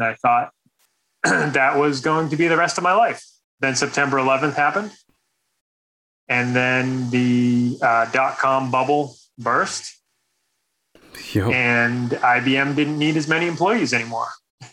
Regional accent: Boston, Massachusetts, United States; moved away; also born or lived in Indianapolis; I was born and raised in Boston, Massachusetts

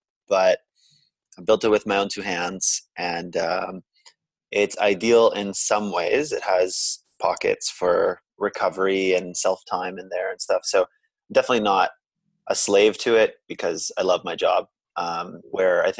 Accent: Canada; I'm half Chilean, I'm half Scottish, but I was born in Canada

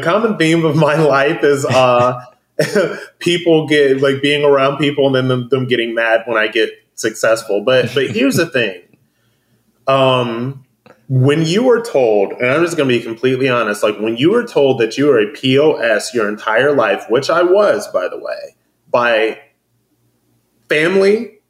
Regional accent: Akron, Ohio, United States; moved away; I'm from Akron, Ohio. Yeah. There's nothing there. It was at the point when I was growing up, it was very much working class or lower middle class, but it just, there's nothing there.

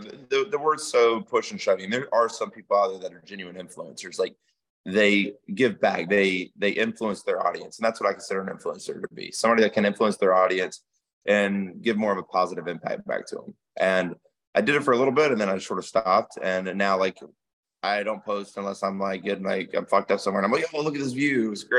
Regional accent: Georgia, United States; also born or lived in Louisiana / Germany; Yeah, so yeah, I'm from Georgia, South Georgia a little bit. So I mean, I grew up in the country. I was born in Louisiana, raised in Germany. So I mean, I've been all over

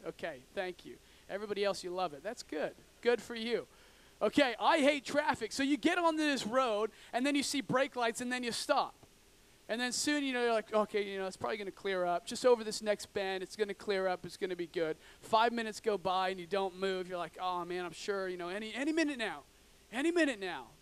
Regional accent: Oregon, United States; I grew up in Oregon, in, in the backwoods of Oregon

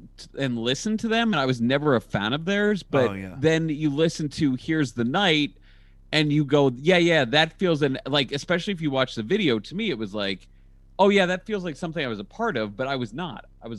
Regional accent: Ohio, United States; also born or lived in St. Louis; I grew up in Ohio. I lived in St. Louis most of my life. Like, I know what the Midwest looks like.

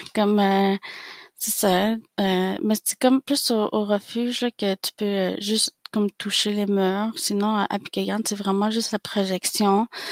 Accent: Pikogan, Quebec, Canada; je suis algonquine de Pikegan

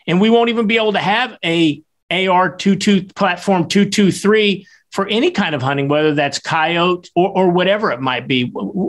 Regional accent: Kansas, United States; here in my home state, Chris.

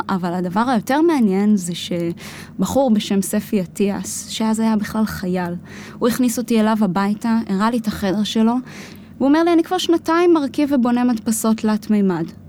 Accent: Israel; also born or lived in United States; נולדתי בכלל בארצות הברית, ההורים שלי גרו שם תקופה של עשר שנים. אה, אני נולדתי שם באמצע, והחזרה לחזור לארץ

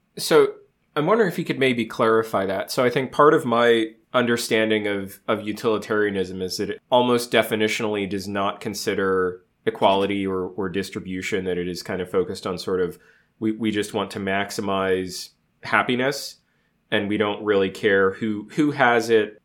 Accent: United States; Speaking as an American, we are raised on the manifest destiny

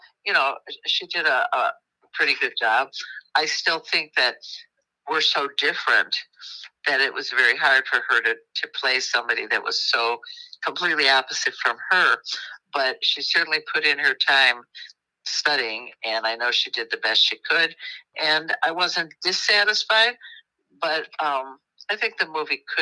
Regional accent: Midwest, United States; accent: Midwestern twang; there is a definite Midwestern kind of a twang that we have

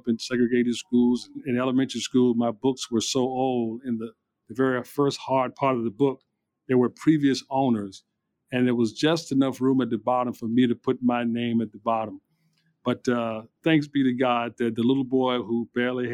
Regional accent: Petersburg, Virginia, United States; also born or lived in Detroit; I grew up in Petersburg

